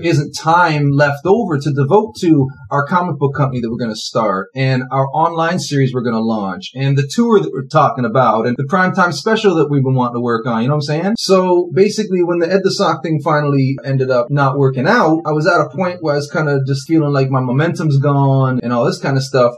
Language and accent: English; Toronto, Ontario, Canada; also born or lived in Scarborough; I've lived all over the Toronto area, but always in the Toronto area